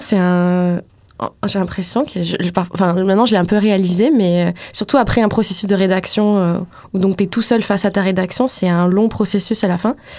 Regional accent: France; moved away as an adult; now in Montreal, Canada; moi je suis française, donc je suis arrivée ici il y a un peu plus de 5 ans, en 2014

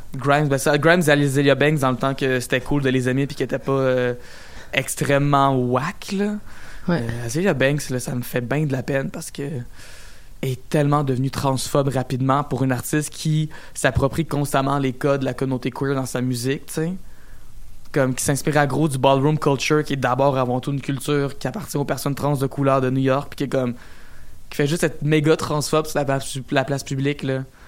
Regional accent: Quebec, Canada; je venais du Québec

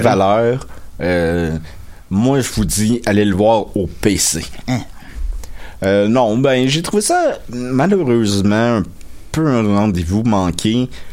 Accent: Salaberry-de-Valleyfield, Quebec, Canada; moved away; j'habite plus à Valleyfield, mais depuis des, j'ai grandi à Valleyfield.

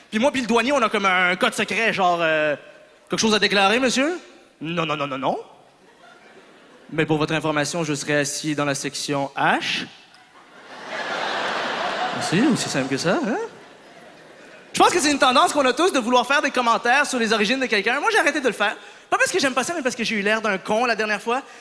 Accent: Morocco; Comme quand je dis que je suis marocain, je sais pas pourquoi on me demande souvent du H.

